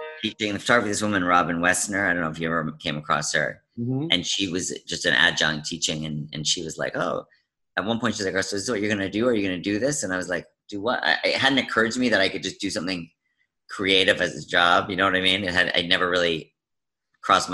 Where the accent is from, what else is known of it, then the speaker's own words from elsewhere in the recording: Vancouver, British Columbia, Canada; also born or lived in United States; I was born in the States, and I moved to Canada when I was two